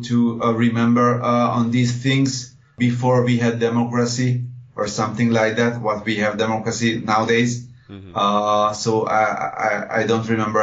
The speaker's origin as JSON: {"language": "English", "region": "Budapest", "country": "Hungary", "tie": "born there", "said": "Yes, I was born in Budapest."}